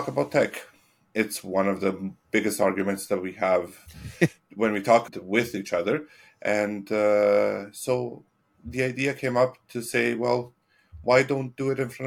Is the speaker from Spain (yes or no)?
no; Italy; moved away; also born or lived in Edmonton, Canada; I was born in Edmonton, but I lived in Italy for 23 years. And when I was in Italy, I was living in a small town.